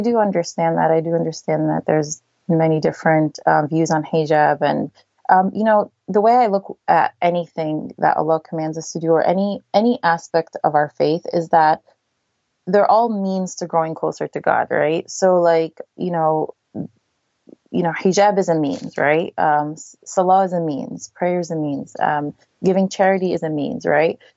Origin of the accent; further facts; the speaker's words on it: New Jersey, United States; I was raised in New Jersey